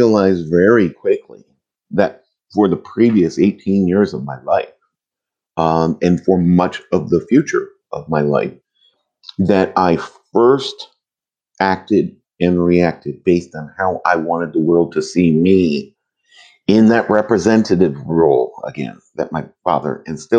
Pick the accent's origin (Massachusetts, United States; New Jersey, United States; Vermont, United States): Vermont, United States; in the late 70s, growing up in Vermont, black